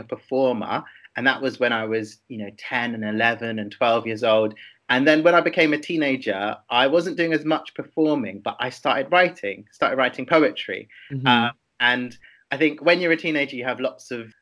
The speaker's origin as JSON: {"language": "English", "region": "London", "country": "United Kingdom", "tie": "born or raised there", "said": "I'm from London, and I grew up there in northwest London in Wembley, near Wembley Stadium"}